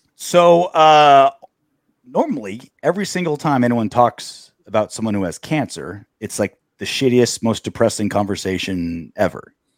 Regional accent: Long Beach, California, United States; I grew up in Long Beach and Huntington Beach my entire life. I'm a California guy

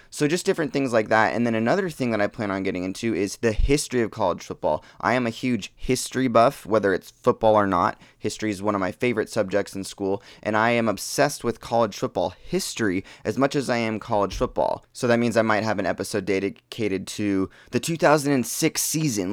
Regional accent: Portland, Oregon, United States; So, I grew up in Portland, Oregon. That's where I've lived my entire life.

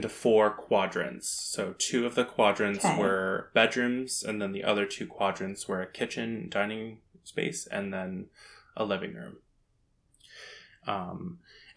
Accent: Wainfleet, Ontario, Canada; I'm from Waynefleet, Ontario, which is kind of next to Port Colborne, just south of like Welland

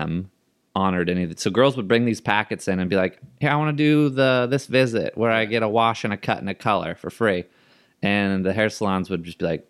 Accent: Seattle, Washington, United States; I was from Seattle. He was the coolest when he was with Seattle

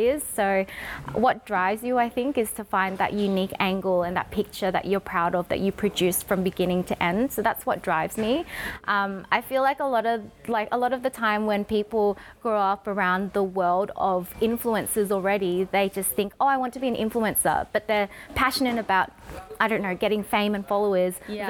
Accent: Australia; accent: Australian; my Australian accent

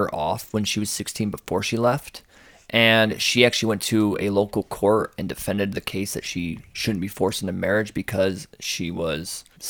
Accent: United States; We're American.

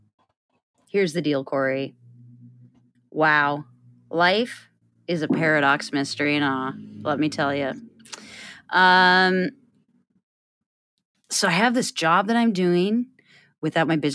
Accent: Iowa, United States; we're both from Iowa

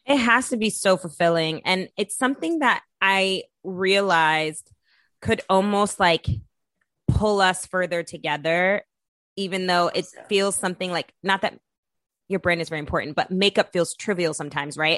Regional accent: New York City, New York, United States; We're both from Brooklyn, from Bed Stuy

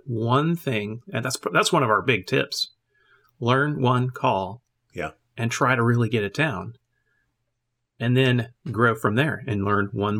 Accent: Germany; And I grew up in a military family. So I grew up in Germany, in a different culture, listening to another language, being immersed in English and in German.

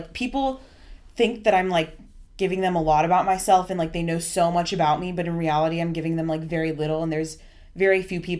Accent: Southern California, United States; moved away as an adult; also born or lived in Colorado; I'm from Southern California. I was born and raised here. I left and went to school in Colorado, and now I'm back here in Southern California.

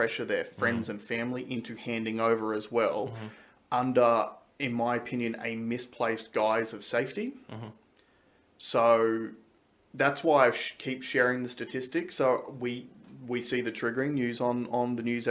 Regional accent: Australia; as Australian citizens

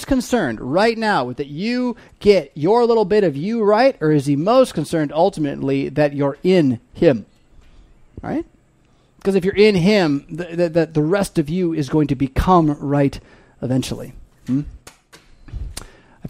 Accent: United States; we as American Christian Lutheran English speakers

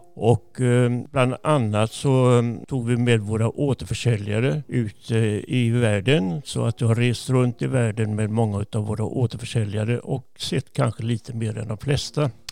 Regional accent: Jönköping, Jönköping County, Sweden; moved away as an adult; also born or lived in Gothenburg; Jag är född i Jönköping

